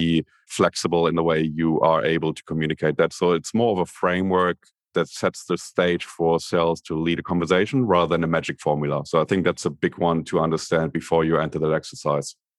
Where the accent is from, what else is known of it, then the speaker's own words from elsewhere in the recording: Berlin, Germany; moved away as an adult; now in Sydney, Australia; I'm originally from Berlin, Germany. Grew up in the divided Berlin in the eighties, West Berlin